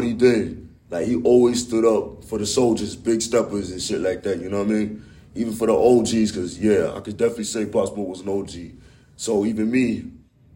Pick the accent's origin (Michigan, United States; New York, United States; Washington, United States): New York, United States; Yonkers; also born or lived in Staten Island / West Indies; grew up and was born and raised right up in Yonkers and Staten Island